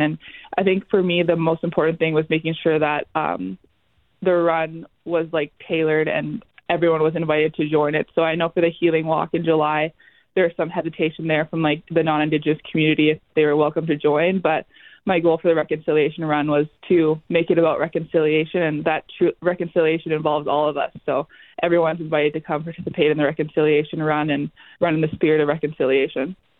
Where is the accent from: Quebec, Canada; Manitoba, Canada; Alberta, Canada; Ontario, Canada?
Manitoba, Canada; Vassar/Wampum; also born or lived in Minnesota; So I grew up in Wampum, Manitoba, which is a really small community right along the Minnesota Manitoba border